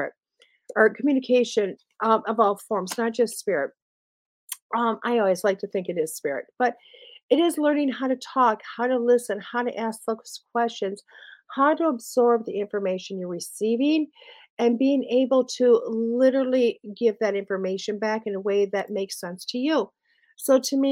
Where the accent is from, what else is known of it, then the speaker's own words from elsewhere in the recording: Wisconsin, United States; I'm from Wisconsin